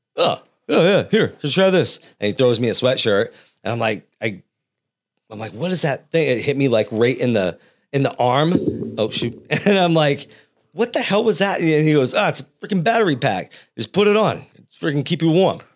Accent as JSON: {"language": "English", "region": "New England", "country": "United States", "moved": "yes", "lives_now": "Central Valley, California, United States", "said": "I'm from back east"}